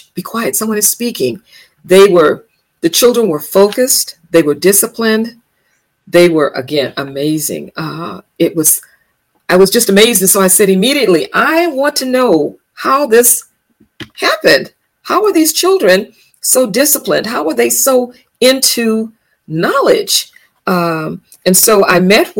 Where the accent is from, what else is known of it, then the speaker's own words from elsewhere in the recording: Los Angeles, California, United States; I was born and raised in Los Angeles, California